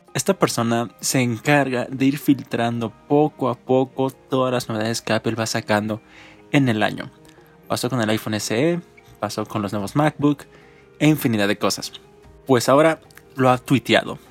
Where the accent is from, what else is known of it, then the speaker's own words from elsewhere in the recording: Mexico; nosotros como mexicanos